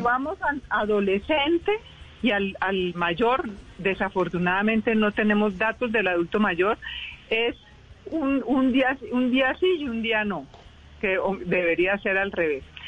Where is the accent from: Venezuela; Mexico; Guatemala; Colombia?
Colombia